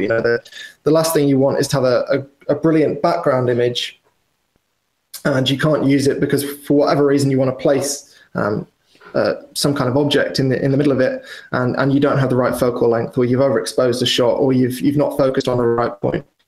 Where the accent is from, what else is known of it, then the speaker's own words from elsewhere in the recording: Wales, United Kingdom; moved away as an adult; also born or lived in London; I grew up in Wales, which is probably, as the crow flies, 250 miles from London.